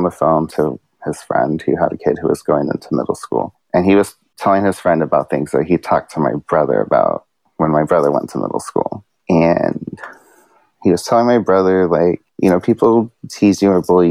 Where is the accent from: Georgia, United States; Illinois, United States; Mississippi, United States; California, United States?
California, United States; Santa Barbara County; also born or lived in San Diego / San Francisco; now in Long Beach, United States; my elementary school ages were in like a small town in Santa Barbara County